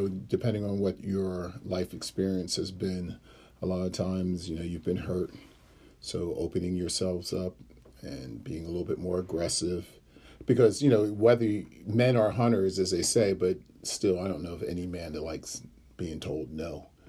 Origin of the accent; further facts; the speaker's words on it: Ghana; I'm from Ghana, so that's on one side of the continent to the other.